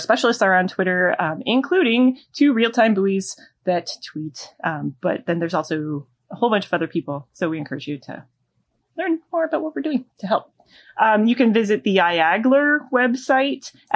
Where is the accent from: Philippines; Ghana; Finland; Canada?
Canada; I am remiss in my duties as a Canadian.